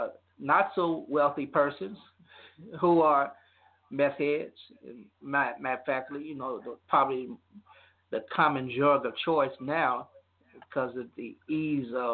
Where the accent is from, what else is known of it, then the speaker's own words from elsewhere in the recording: Louisiana, United States; My home state of Louisiana